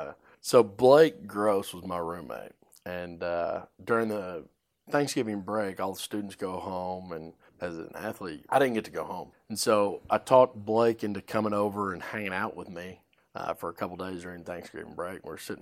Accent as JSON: {"language": "English", "town": "Springfield", "region": "Missouri", "country": "United States", "said": "I was from Springfield, Missouri, and always wanted to go to the University of Arkansas and be a Razorback."}